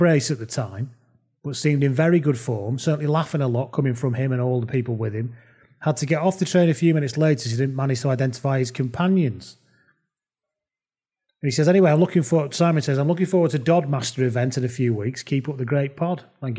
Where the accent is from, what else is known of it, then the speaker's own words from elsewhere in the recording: England, United Kingdom; because I'm English